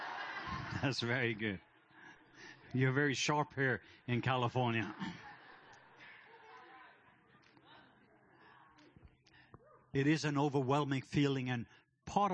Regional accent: Norway; now in Atlanta, United States; I am from the country of Norway. So my accent, I'm not from Atlanta. That's just where I live.

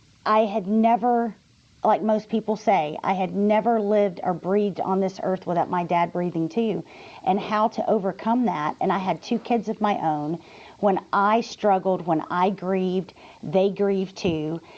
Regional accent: Texas, United States; I'm from Texas

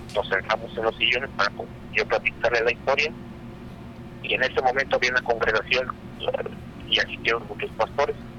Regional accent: Mexico; moved away; yo soy de México

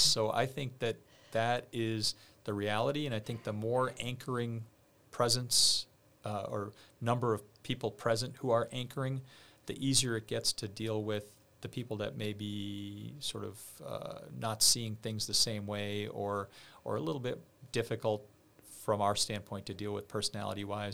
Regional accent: outside of Boston, Massachusetts, United States; I grew up outside of Boston

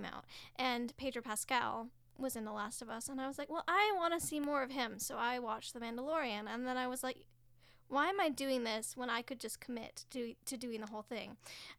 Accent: Ontario, Canada; I'm an actor from Ontario

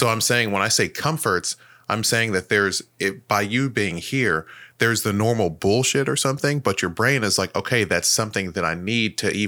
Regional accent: Nigeria; In my opinion, it's the pride for being Nigerian to the point where we're kind of like the assholes of Africa

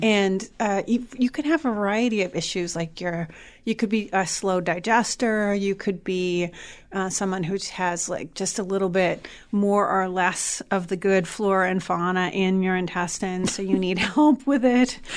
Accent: South Shore, Massachusetts, United States; now in Malden, United States; we live in Malden, but we are actually from the South Shore

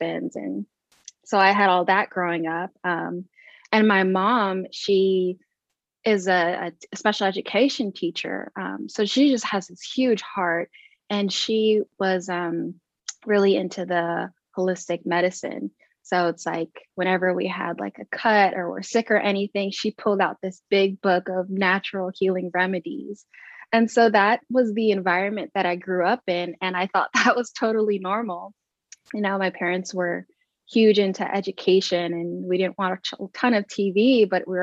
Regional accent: Long Beach, California, United States; I grew up in Long Beach, California

